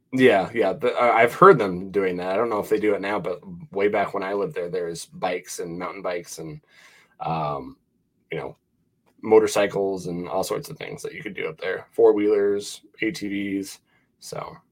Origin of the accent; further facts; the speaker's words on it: Montana, United States; now in Wyoming, United States; I'm originally from Montana. I live in Wyoming.